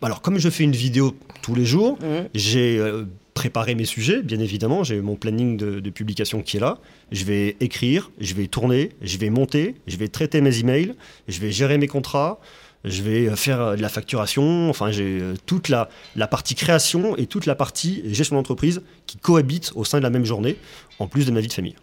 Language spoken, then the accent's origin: French; Clermont-Ferrand, Auvergne-Rhône-Alpes, France; je suis originaire de Clermont-Ferrand